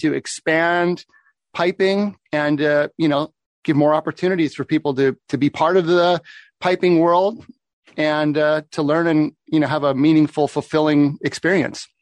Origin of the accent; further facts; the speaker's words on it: Oregon, United States; moved away as an adult; also born or lived in Seattle area, Washington; I grew up in Oregon. When I moved up to the Seattle area for university